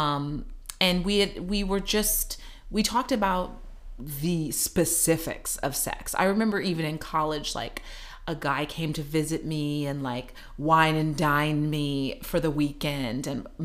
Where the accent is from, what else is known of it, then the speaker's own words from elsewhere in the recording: Missouri, United States; moved away; I came from the Bible Belt, right? Missouri. So it was a conservative family.